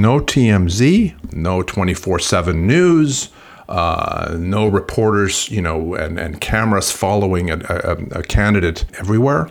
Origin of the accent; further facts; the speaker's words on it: Sweden; moved away; I'm originally from Sweden